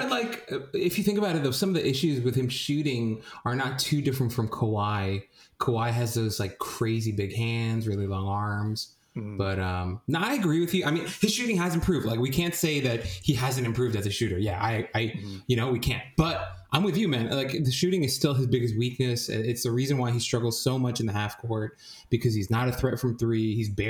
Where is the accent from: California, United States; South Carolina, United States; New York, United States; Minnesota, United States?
New York, United States; New York City; I'm a New Yorker.